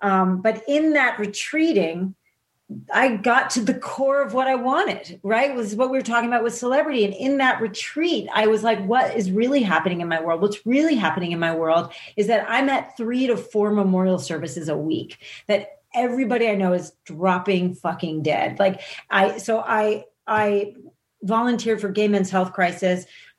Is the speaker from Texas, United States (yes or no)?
no; New Jersey, United States; People I grew up with in New Jersey thought it was government hype, thought they were making it up, you know?